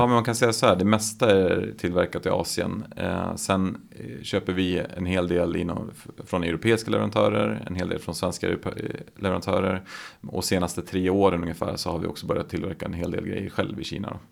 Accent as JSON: {"language": "Swedish", "town": "Gävle", "region": "Gävleborg County", "country": "Sweden", "tie": "born or raised there"}